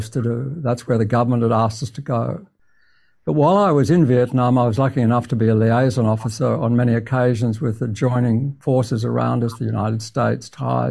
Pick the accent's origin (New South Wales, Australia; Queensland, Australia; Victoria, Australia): Queensland, Australia; moved away; I'm a boy from Queensland